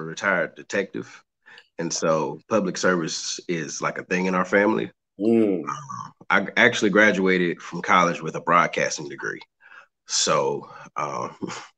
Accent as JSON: {"language": "English", "town": "Charlotte", "region": "North Carolina", "country": "United States", "said": "I am originally from Charlotte, North Carolina. I still reside in Charlotte, North Carolina."}